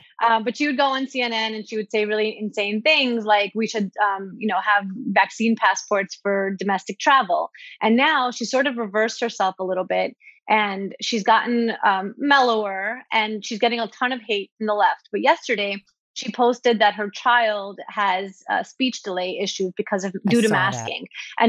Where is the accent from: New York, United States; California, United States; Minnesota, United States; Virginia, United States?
New York, United States; Brooklyn; I think about all the people that I grew up with in Brooklyn